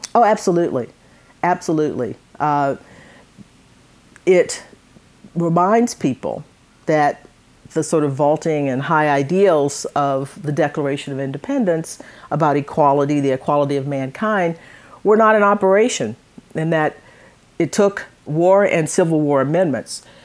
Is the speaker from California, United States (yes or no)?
no; Conroe, Texas, United States; also born or lived in Livingston, Texas; I grew up in, in, in Conroe.